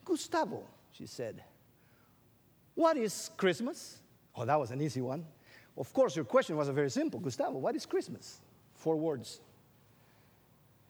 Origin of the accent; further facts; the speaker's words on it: Guatemala; English is a second language; moved away as an adult; also born or lived in Illinois; I grew up in Guatemala.